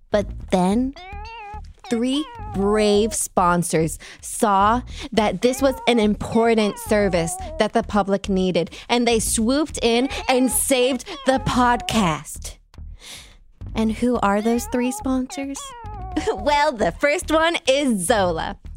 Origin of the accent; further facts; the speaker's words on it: Canada; However, I could also receive a degree at home in Canada at a university in a much larger city.